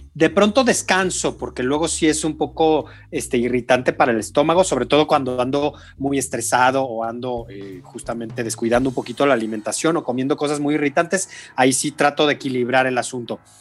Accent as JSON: {"language": "Spanish", "region": "San Luis Potosí", "country": "Mexico", "said": "Yo soy de San Luis Potosí"}